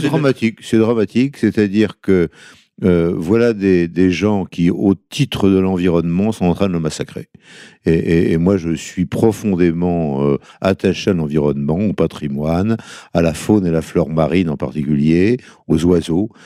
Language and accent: French; northern Brittany, France; En tant que breton du Nord